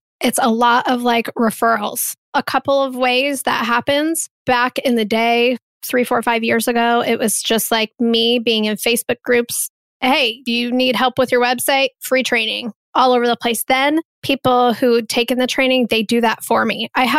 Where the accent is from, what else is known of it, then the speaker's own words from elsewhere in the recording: Midwest, United States; I'm from the Midwest. There's no one in my family that's an entrepreneur.